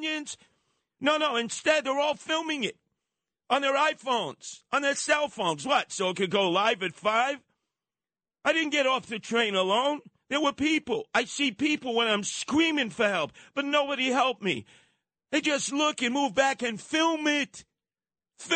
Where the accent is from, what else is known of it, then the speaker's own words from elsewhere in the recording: New York City, New York, United States; growing up in Canarsie, right there on Flatlands Avenue and Rockaway Parkway